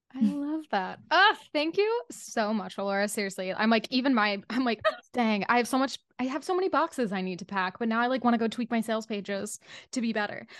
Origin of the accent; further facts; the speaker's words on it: Utah, United States; also born or lived in Southern California / Los Angeles; now in New York, United States; I grew up in Utah and then, like, partially in Southern California, I lived in L A for a second before this